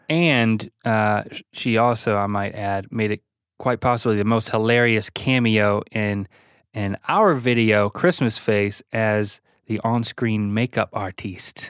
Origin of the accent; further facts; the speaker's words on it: North Carolina, United States; we come from the same place